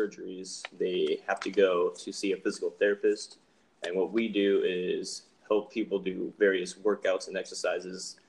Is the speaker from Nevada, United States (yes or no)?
yes; Reno, Nevada, United States; I'm from Reno, which I guess we're all from.